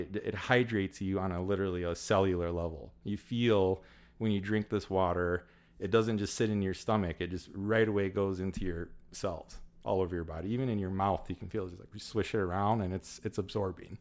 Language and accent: English; Illinois, United States; also born or lived in Southern California; been born and raised in Illinois my whole life